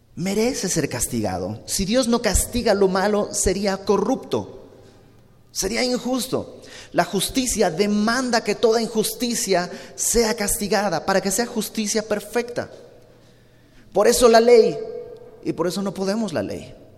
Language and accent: Spanish; Bolivia; moved away; yo soy de Bolivia, ya lo sabes, y en Santa Cruz, que es donde vive mi familia